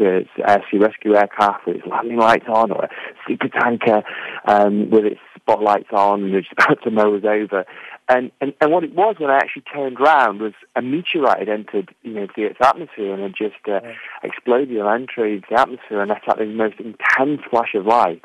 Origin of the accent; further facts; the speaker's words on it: England, United Kingdom; now in Conwy, Wales; I'm an Englishman.